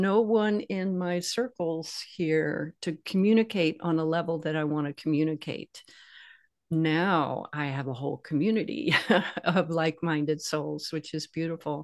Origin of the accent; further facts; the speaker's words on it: the South, United States; I grew up in the South